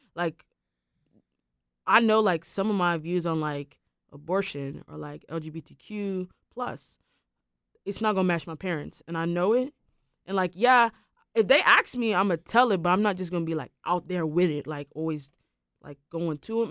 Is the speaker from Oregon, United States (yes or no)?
no; Durham, North Carolina, United States; I grew up in Durham